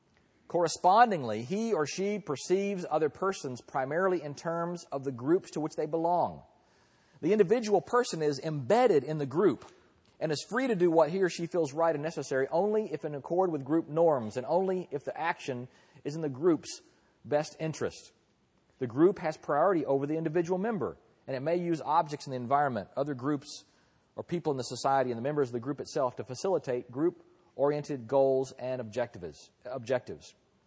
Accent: Texas, United States; now in California, United States; I am proud. And I'm also proud to be a Texan as well. And I should leave my foreign, I'm now a Californian as well, I guess.

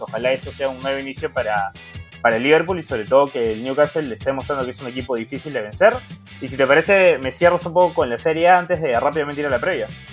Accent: Peru; somos peruanos

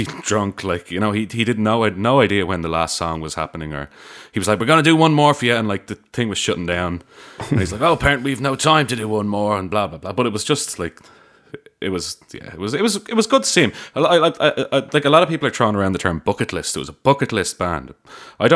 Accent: Ireland; anytime I met anyone that wasn't Irish and introduced myself as being Irish

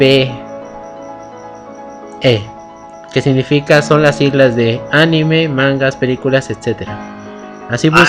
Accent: Mexico; Yo no soy argentino, soy mexicano.

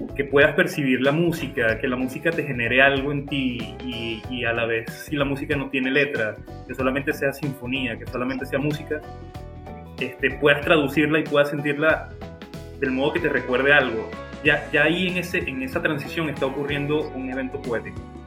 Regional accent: El Tigre, Anzoátegui, Venezuela; yo soy del Tigre, eh, del estado de en, Venezuela

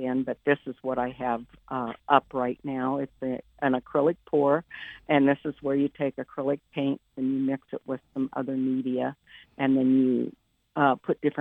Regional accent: Lincoln, Nebraska, United States; also born or lived in Washington, D.C. area; I grew up here in Lincoln, Nebraska, basically lived here all my life

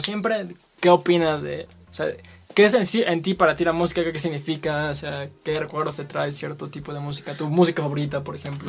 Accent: Mexico; a todos los mexicanos

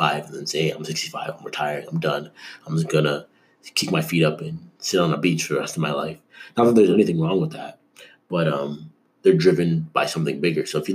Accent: Canada; now in United States; I grew up in Canada

